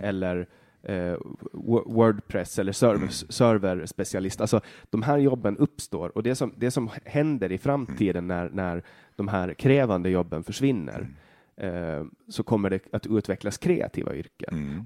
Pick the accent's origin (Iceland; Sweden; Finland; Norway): Finland; Åland; Vi är båda ålänningar, vi är båda finnar